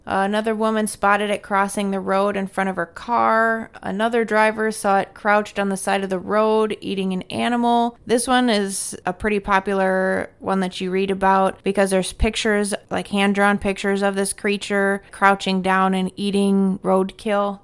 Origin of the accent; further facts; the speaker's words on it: Wisconsin, United States; growing up in Wisconsin